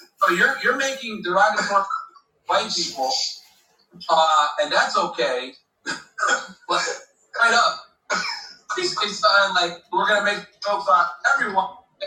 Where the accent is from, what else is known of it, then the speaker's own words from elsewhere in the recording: Barbados; I'm from Barbados